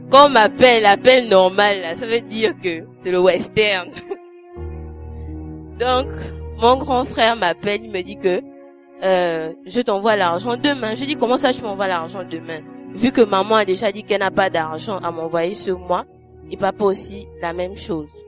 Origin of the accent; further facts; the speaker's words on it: Gabon; je suis gabonaise.